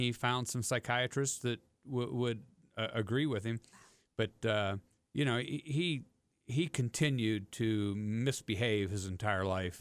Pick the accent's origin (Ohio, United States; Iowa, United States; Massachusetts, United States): Ohio, United States; Steubenville; grew up near Steubenville